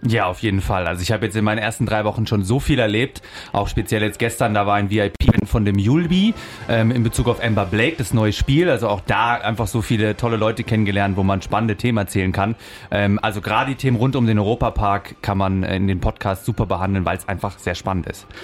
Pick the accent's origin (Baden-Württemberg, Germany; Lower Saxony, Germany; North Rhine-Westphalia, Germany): Baden-Württemberg, Germany; Denzlingen; also born or lived in Offenburg; now in Freiburg, Germany; Ich bin in Denzlingen aufgewachsen, in Freiburg geboren